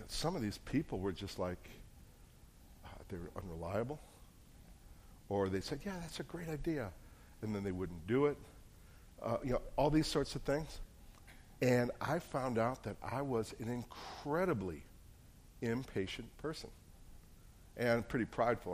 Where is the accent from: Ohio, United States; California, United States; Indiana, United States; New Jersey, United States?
New Jersey, United States; moved away; I'm from New Jersey